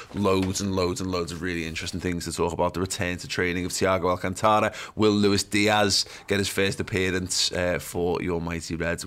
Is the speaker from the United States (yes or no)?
no; England, United Kingdom; as English fans